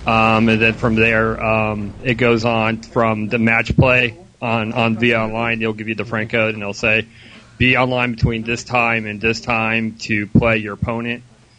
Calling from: Melbourne, Florida, United States; It is an excellent call from Melbourne, Florida.

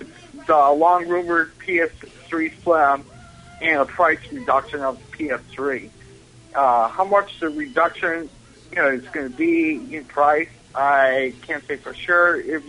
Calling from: Buffalo, New York, United States; from Buffalo, New York.

